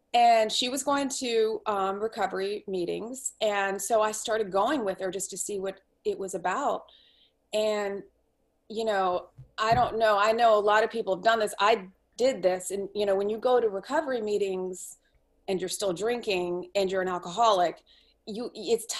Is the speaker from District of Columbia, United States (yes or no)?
yes; Washington, District of Columbia, United States; moved away as an adult; also born or lived in Santa Fe, New Mexico; I grew up in Washington, D.C.